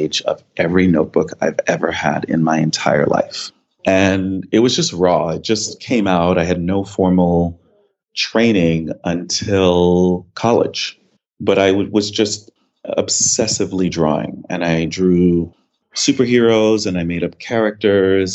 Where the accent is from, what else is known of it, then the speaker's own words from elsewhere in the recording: New York City, New York, United States; also born or lived in Grenada; The first decade of my life, I lived here. And then my mother and I moved to Brooklyn. I grew up in East Flatbush in a West Indian neighborhood.